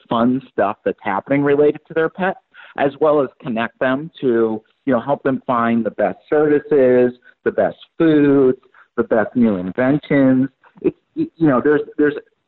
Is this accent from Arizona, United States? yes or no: no; Michigan, United States; I'm from Michigan